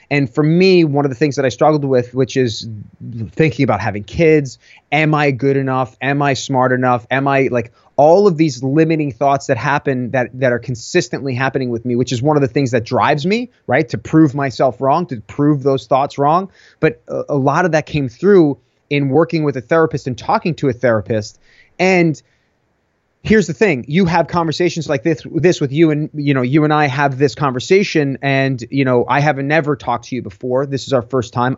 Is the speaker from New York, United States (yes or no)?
yes; Long Island, New York, United States; born or raised there